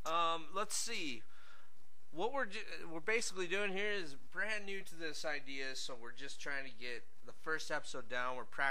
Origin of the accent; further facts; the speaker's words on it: Deadwood, South Dakota, United States; we live here in the Black Hills of South Dakota. Grew up in Deadwood.